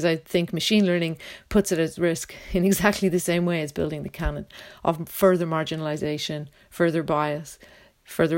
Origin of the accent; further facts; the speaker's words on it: Dublin, Leinster, Ireland; also born or lived in London; now in Roscommon, Ireland; I'm originally from Dublin, but I'm based now in Roscommon and London